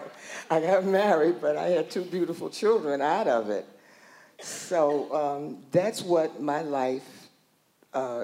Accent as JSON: {"language": "English", "region": "New York", "country": "United States", "tie": "born or raised there", "said": "I was born in New York, in Harlem, and during that time, Harlem was really, just parties everywhere."}